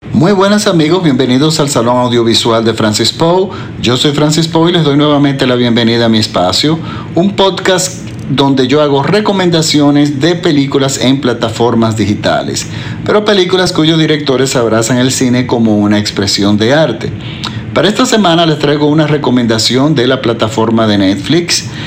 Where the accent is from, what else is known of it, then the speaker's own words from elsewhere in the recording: Dominican Republic; en mi país, por ejemplo, que en la República Dominicana